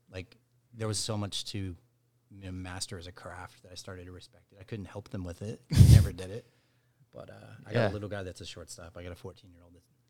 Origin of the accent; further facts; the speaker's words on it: Dallas, Texas, United States; also born or lived in Mississippi / Chicago; I'm from here. I'm from Dallas, Texas.